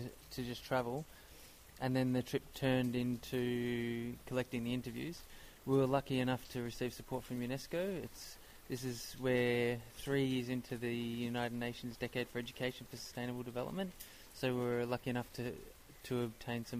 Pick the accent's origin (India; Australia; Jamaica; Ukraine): Australia; Melbourne, Victoria; moved away as an adult; I'm from Melbourne, Australia